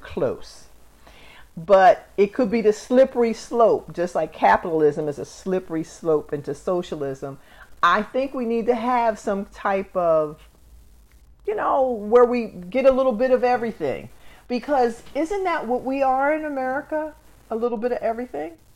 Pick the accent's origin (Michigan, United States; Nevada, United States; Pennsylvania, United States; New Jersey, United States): New Jersey, United States; Camden; I come from Camden, New Jersey